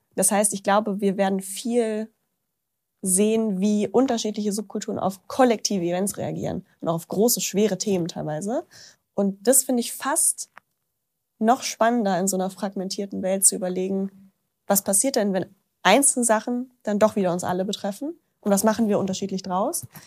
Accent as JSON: {"language": "German", "town": "Braunschweig", "region": "Lower Saxony", "country": "Germany", "moved": "yes", "said": "in so einem Café in Braunschweig, wo ich herkomme"}